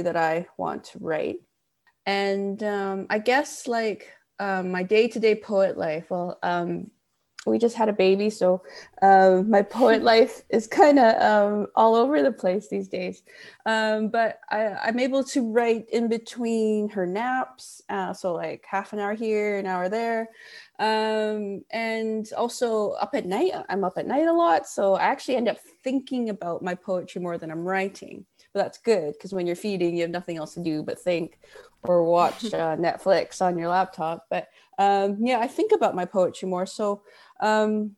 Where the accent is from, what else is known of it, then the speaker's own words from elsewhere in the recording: Vancouver, British Columbia, Canada; I'm from Vancouver, Canada